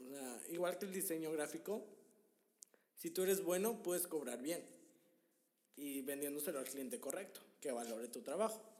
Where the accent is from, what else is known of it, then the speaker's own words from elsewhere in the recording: Monterrey, Nuevo León, Mexico; Nosotros somos de Monterrey.